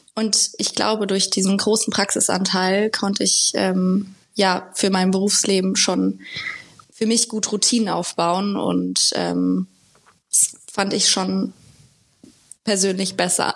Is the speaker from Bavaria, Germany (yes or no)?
no; Limburg-Weilburg district, Hesse, Germany; moved away as an adult; now in Frankfurt, Germany; ich komme aus, also meine Eltern wohnen im Kreis Limburg-Weilburg, wo ich herkomme